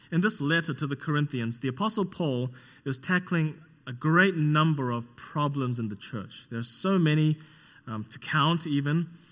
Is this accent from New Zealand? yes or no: yes; New Zealand; moved away; I'm from New Zealand, not Australia